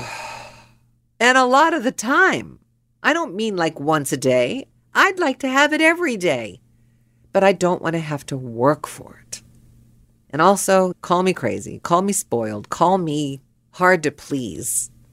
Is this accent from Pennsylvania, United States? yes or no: yes; Pittsburgh, Pennsylvania, United States; I was born and raised in Pittsburgh